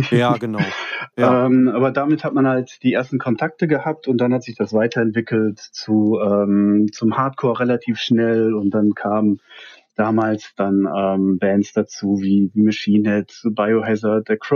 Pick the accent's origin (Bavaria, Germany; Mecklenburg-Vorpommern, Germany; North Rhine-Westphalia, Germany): North Rhine-Westphalia, Germany; Hattingen; Ähm, aufgewachsen, gebürtig komme ich aus dem Ruhrgebiet.